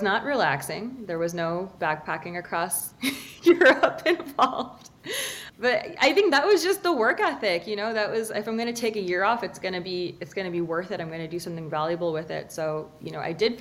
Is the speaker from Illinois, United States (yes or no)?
no; Lowell, Massachusetts, United States; I'm originally from Lowell, Massachusetts. I'm very proud to be from Lowell, Massachusetts